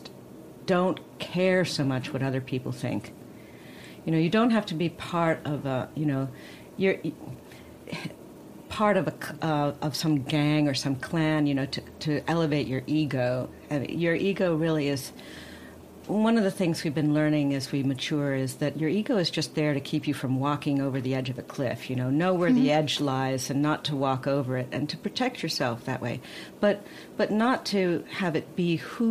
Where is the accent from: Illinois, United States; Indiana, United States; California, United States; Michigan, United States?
California, United States; Coronado; I was born in Coronado and on an island